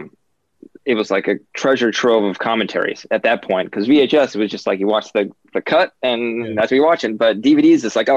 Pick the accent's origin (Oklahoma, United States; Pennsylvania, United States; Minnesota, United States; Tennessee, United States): Minnesota, United States; moved away as an adult; now in Los Angeles, United States; We grew up in Minnesota